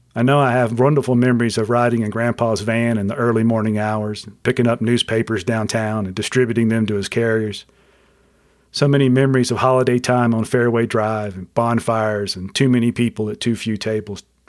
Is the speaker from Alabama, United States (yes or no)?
yes; Mobile, Alabama, United States; I was born on September twentieth, nineteen sixty-seven, in Mobile, Alabama